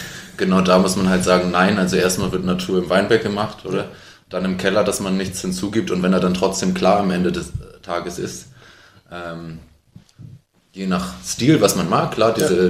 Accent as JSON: {"language": "German", "region": "Hamburg", "country": "Germany", "also_born_or_lived": "Heilbronn", "said": "ich bin Hamburger Winzer"}